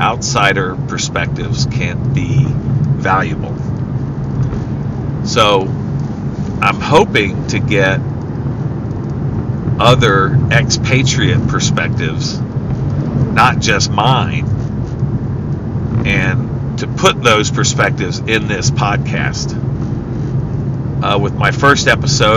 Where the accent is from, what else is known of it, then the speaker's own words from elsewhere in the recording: Columbus, Mississippi, United States; moved away; growing up in Columbus, how fantastic it was, how innocent it was